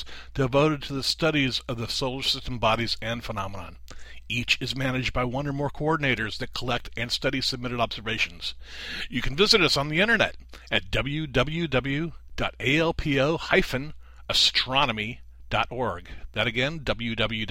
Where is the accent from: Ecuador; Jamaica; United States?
United States; San Fernando Valley, California; I grew up in the San Fernando Valley in California